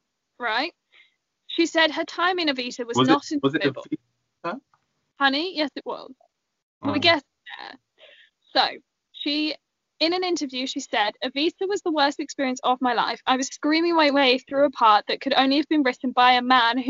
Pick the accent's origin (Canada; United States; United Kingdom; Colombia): United Kingdom; England; I'm English